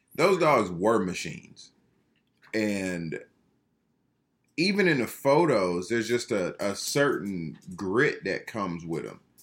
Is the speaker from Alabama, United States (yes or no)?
no; Georgia, United States; I'm just from Georgia